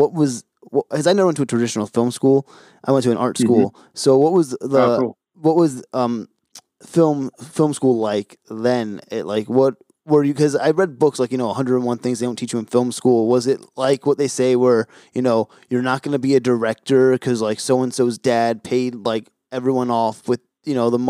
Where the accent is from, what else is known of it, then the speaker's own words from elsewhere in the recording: New Jersey, United States; I'm from Jersey originally